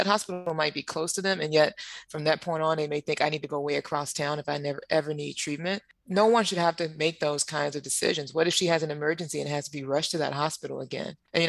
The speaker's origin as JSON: {"language": "English", "region": "Arkansas", "country": "United States", "tie": "born or raised there", "said": "my home state, Arkansas"}